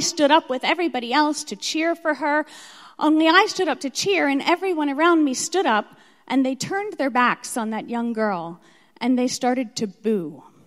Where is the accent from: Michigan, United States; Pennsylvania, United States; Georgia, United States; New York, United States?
Pennsylvania, United States; Philadelphia; moved away as an adult; also born or lived in Alabama; I was born in Philadelphia